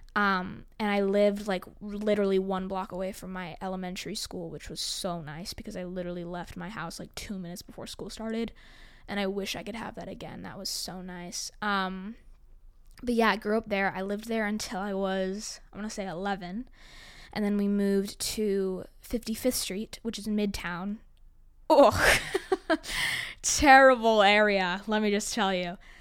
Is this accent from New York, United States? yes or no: yes; New York City, New York, United States; I was born on the Upper West Side